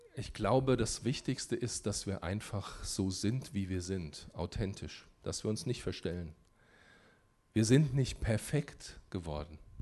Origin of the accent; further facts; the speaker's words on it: Germany; warum bin ich in Deutschland geboren?